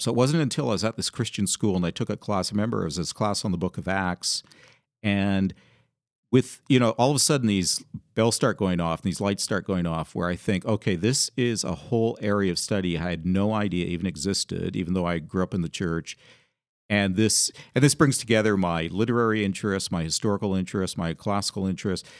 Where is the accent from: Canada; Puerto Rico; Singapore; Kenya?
Canada; moved away as an adult; also born or lived in England / Georgia; now in Seattle area, United States; I grew up in Canada where the winters could be very harsh.